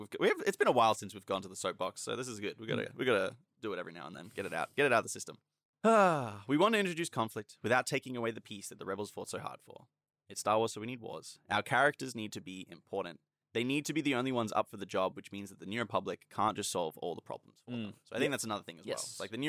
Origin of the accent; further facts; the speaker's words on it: Australia; And again, we are Australian